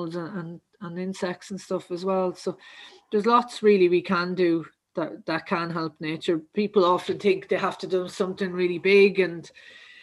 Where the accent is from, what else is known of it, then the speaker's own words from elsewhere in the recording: County Kildare, Leinster, Ireland; I'm actually from Kildare. So just outside Munstrevan there, a lovely place called Umras.